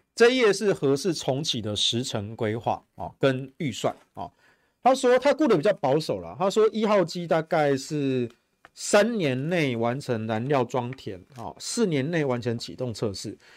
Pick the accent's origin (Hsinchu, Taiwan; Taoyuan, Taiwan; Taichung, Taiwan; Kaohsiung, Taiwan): Taichung, Taiwan; 我们台中人